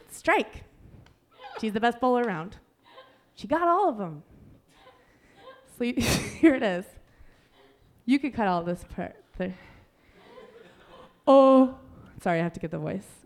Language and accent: English; Chicago, Illinois, United States; I'm, I'm from Chicago.